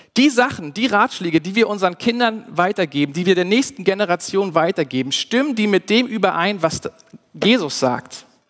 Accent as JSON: {"language": "German", "country": "Germany", "said": "wir als Deutsche"}